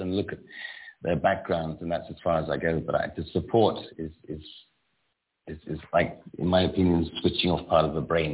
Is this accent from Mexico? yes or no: no; Salisbury, South West England, United Kingdom; moved away; That was in Salisbury. That is my hometown in the UK.